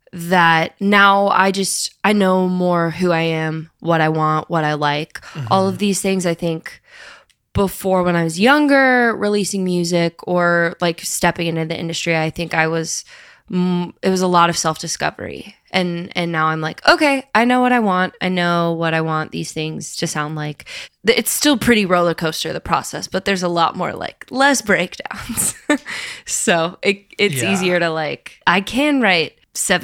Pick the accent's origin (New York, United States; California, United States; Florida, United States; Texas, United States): Florida, United States; also born or lived in Nashville; now in Los Angeles, United States; I grew up in Florida